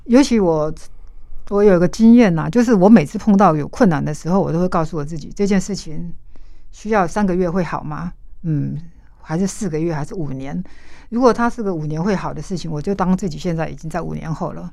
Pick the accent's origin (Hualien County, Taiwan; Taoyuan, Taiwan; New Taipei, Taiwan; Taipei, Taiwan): Hualien County, Taiwan; 我在花莲长大，我父亲是我开公车的嗯哼，那我妈妈在工厂上班